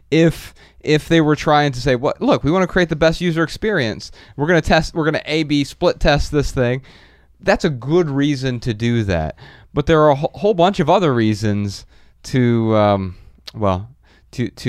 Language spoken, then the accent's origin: English; Silicon Valley, California, United States; I'm from Silicon Valley